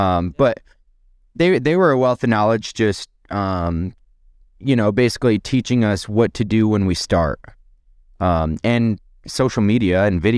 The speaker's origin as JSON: {"language": "English", "town": "Rochester", "region": "New York", "country": "United States", "said": "I'm from the Finger Lakes, Rochester region in upstate New York."}